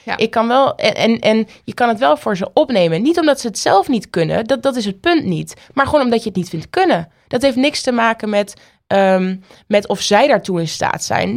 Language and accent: Dutch; Oldenzaal, Overijssel, Netherlands; moved away; also born or lived in Paris, France; Oldenzaal, waar ik geboren ben